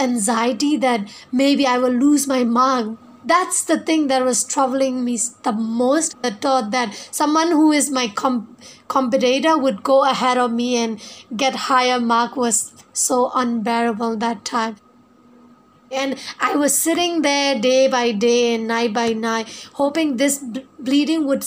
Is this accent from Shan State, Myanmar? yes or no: yes; a small village in northern Shan State, Myanmar